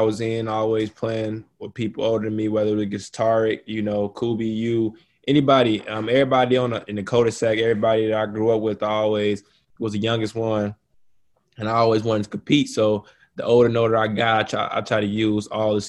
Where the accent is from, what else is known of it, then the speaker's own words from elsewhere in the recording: Chicago, Illinois, United States; my home state, you know, born and raised Chicago